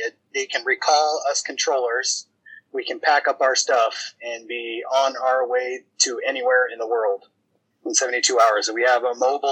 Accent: Grand Canyon National Park, Arizona, United States; moved away; also born or lived in Klamath Falls, Oregon; I grew up in Grand Canyon National Park.

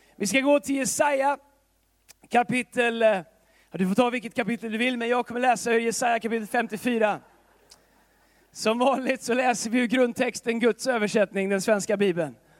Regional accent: Tidaholm, Västra Götaland, Sweden; now in Stockholm, Sweden; Tidaholm där jag kommer ifrån

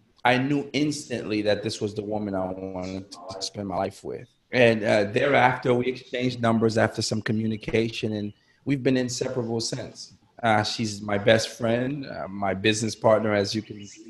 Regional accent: New York City, New York, United States; moved away as an adult; also born or lived in Haiti; now in Florida, United States; We relocated at an early age to New York City. So I grew up in New York, went to school in New York

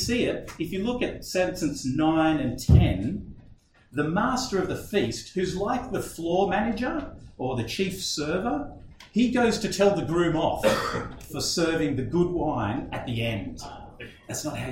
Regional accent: Australia; I'm an Aussie, and it seems like at least this wedding is nothing like weddings we know in Australia today

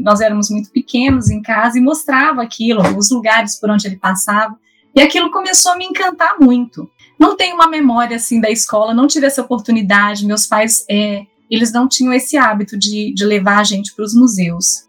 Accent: Minas Gerais, Brazil; accent: mineiro; now in São Paulo, Brazil; eu sou mineira, como vocês podem observar aí pelo sotaque

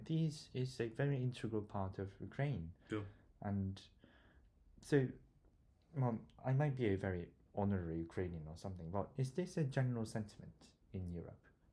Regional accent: South Korea; now in Bristol, United Kingdom; I'm from South Korea, and we are a divided country

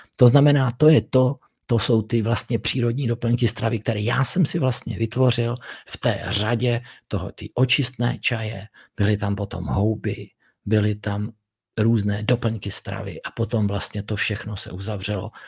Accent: Czechia; tak jsem patriot Čech protože jsem se narodil tady

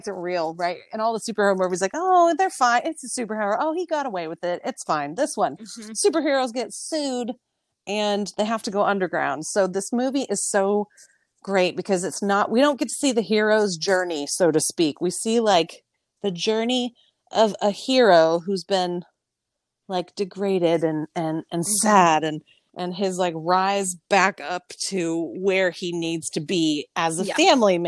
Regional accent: San Diego, California, United States; now in Austin, United States; We are from San Diego. We grew up going to Disneyland

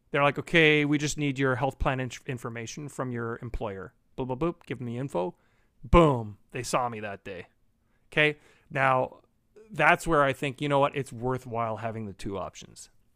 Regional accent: Canada; being Canadian

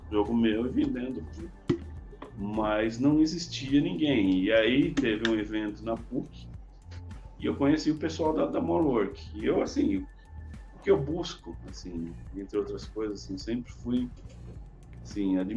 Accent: São Paulo, Brazil; eu, eu sou de São Paulo, mas eu mudei para o interior, era uma cidade pequena, não, não existia recurso, não tinha curso de informática.

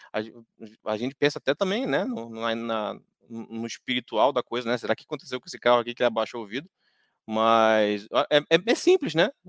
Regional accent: Rio de Janeiro, Brazil; moved away; Eu que sou lá do Rio de Janeiro

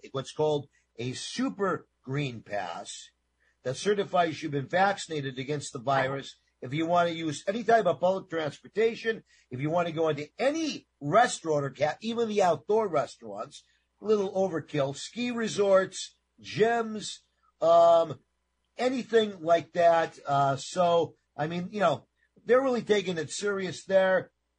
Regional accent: New York, United States; Personally, I grew up in New York pizza, so it's my favorite, but I also love Neapolitan pizza.

